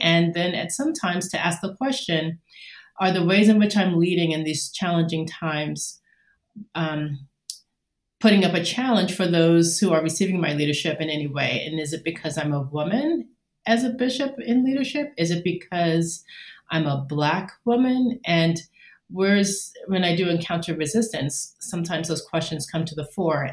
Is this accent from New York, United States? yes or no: yes; New York, United States; moved away as an adult; now in Indiana, United States; I am a New Yorker through and through